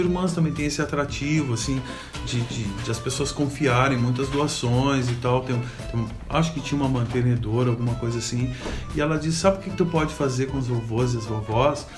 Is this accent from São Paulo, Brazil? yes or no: no; Montenegro, Rio Grande do Sul, Brazil; moved away as an adult; also born or lived in São Leopoldo; Eu sou de Montenegro, de origem né, lá de Montenegro. Vim bem jovem para São Leopoldo